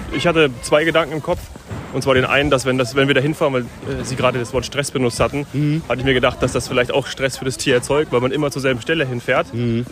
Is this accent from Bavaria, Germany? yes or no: yes; Munich, Bavaria, Germany; ich komme ja gewöhnlich aus München